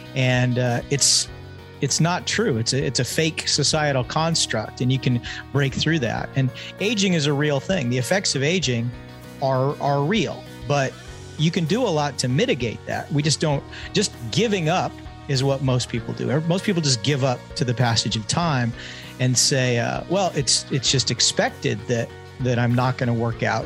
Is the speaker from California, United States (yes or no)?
yes; Tehachapi, California, United States; also born or lived in Redondo Beach, California; spent my formative years in a really, uh, small town called Tehachapi, California